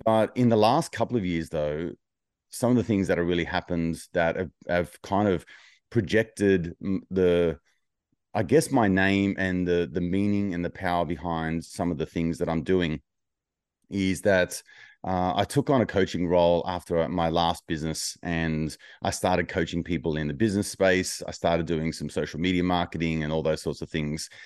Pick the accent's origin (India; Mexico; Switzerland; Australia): Australia; Wollongong, New South Wales; my hometown of Wollongong